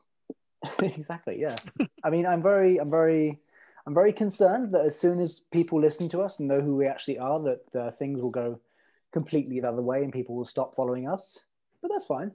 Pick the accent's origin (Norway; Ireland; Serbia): Norway; Stavanger, Rogaland; moved away as an adult; also born or lived in London; now in Brighton, United Kingdom; I was born in Stavanger, and then we moved to London uh, when I was like one, and I was lived there for like three years, and then uh, we moved back again to Stavanger, and then I moved to Brighton when I was 21 ish.